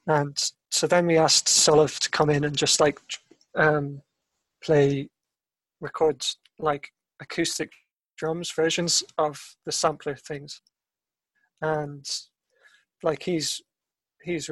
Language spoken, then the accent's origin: English; Ireland; I'm Irish